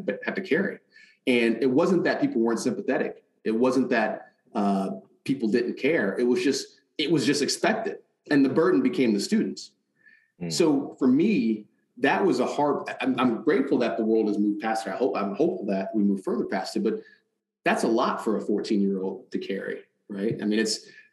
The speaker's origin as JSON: {"language": "English", "town": "Detroit", "region": "Michigan", "country": "United States", "tie": "born or raised there", "said": "growing up in Detroit"}